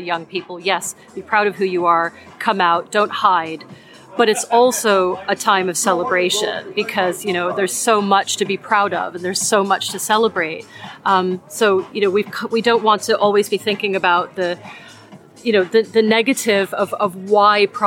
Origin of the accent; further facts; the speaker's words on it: New York, United States; now in Perth, United Kingdom; I grew up in New York